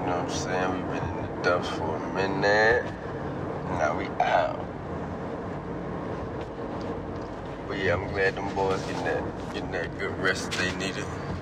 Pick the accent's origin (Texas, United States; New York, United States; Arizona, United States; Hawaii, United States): Texas, United States; Houston; I'm from Houston